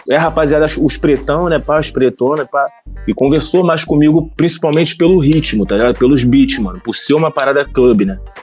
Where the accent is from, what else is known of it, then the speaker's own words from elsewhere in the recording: Baixada Fluminense, Rio de Janeiro, Brazil; eu tenho essa vivência de subúrbio, sou da Baixada Fluminense, tenho essa vivência com a Zona Norte ali